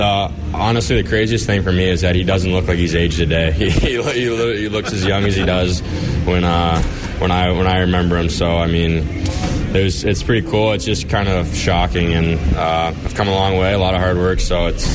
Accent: Detroit, Michigan, United States; I'm from Detroit

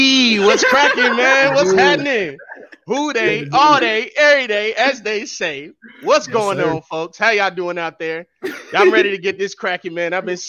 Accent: Cincinnati, Ohio, United States; I was born in this, man. I'm from all the hoods, man. Everywhere in Cincinnati, I've been there. You got from downtown to North College Hill, from Madisonville to Price Hill. I've been everywhere, man. I'm all over the place, man. I represent the whole 5-1-3

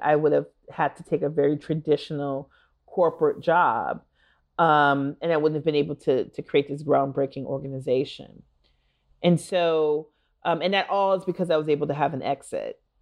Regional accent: Minneapolis, Minnesota, United States; moved away; I am from Minneapolis and went to elementary school about a half a mile or so

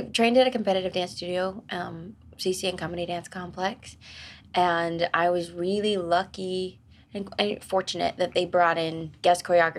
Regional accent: Wilmington, North Carolina, United States; Well, I was born in Wilmington, North Carolina, and I lived with my grandmother and my mom at the time.

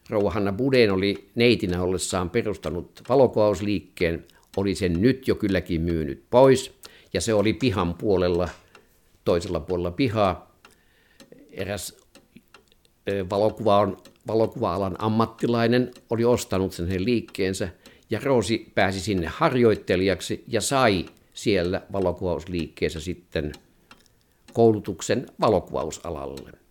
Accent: Finland; also born or lived in Sweden; ruotsikielestä tuli minulle toinen äidinkieli kun tulin Ruotsista kotiin aloittaakseni lyseossa sitten toisen luokan

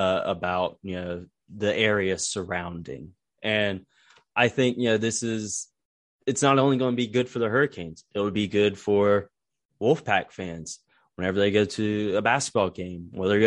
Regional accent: Raleigh area, North Carolina, United States; having grown up going to that building when it was still RBC Center.

